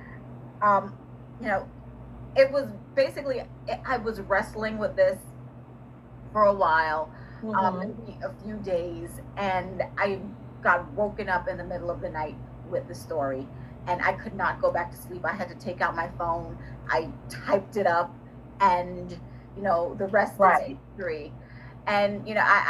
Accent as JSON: {"language": "English", "region": "New York", "country": "United States", "tie": "born or raised there", "also_born_or_lived": "Jamaica", "moved": "yes", "lives_now": "Virginia, United States"}